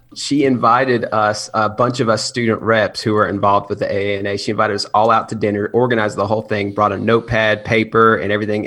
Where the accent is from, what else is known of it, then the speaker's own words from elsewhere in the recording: Chattanooga, Tennessee, United States; I am from Chattanooga, Tennessee. I grew up out there